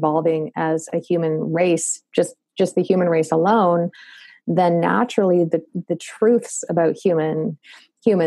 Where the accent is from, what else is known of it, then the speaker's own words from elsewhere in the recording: Canada; accent: Canadian; my Canadian accent